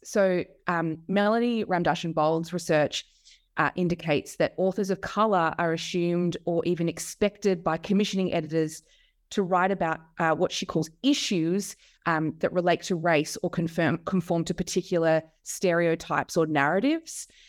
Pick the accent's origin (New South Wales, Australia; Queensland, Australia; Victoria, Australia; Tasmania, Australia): Victoria, Australia; Melbourne; I grew up in Melbourne uh, in Australia. Uh, that's where I am now